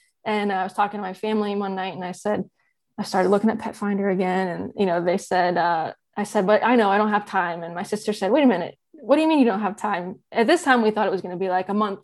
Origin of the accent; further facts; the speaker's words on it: North Carolina, United States; moved away as an adult; now in Michigan, United States; I'm originally from North Carolina, but I've been living in Michigan for the past 4 years